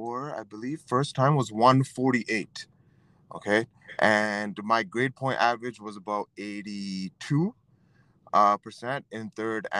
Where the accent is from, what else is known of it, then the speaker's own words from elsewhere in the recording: Canada; being a Canadian